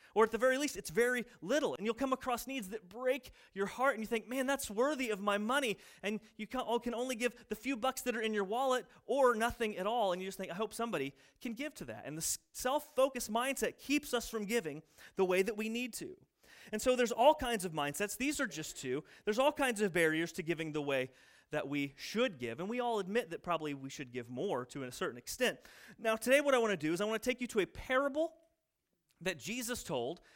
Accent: United States; I'm in America. I'm American.

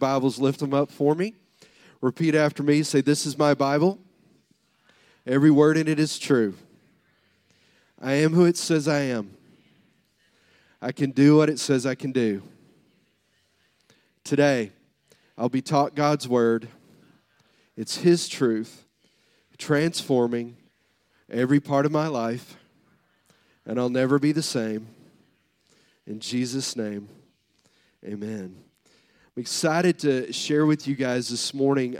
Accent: the South, United States; I'm from the South

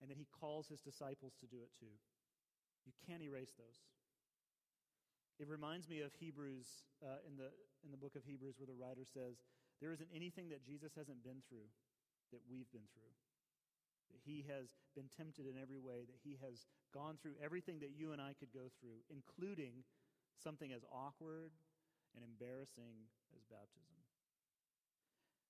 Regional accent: Atlanta, Georgia, United States; you know you've grown up here when you say fulfill. I was born in Piedmont Hospital

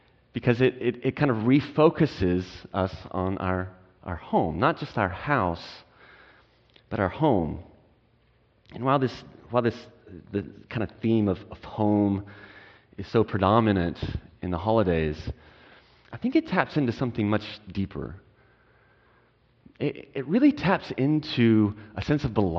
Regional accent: Texas, United States; moved away as an adult; also born or lived in California; now in Portland, United States; We're originally from Texas to Portland

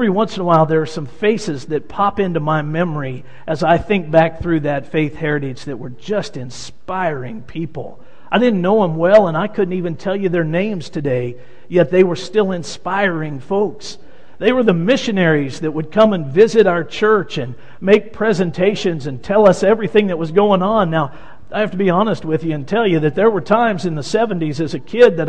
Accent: Wichita, Kansas, United States; moved away as an adult; I grew up in Wichita, Kansas, in the church in Wichita, Kansas

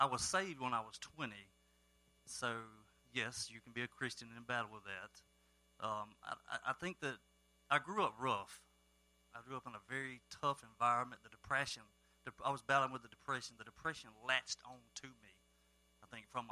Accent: Starkville, Mississippi, United States; I am from Starkville, Mississippi, home of the Bulldogs

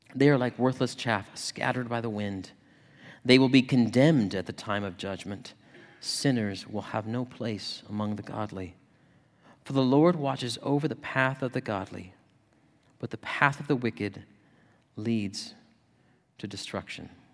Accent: Yuma, Arizona, United States; now in Ohio, United States; my hometown of Yuma

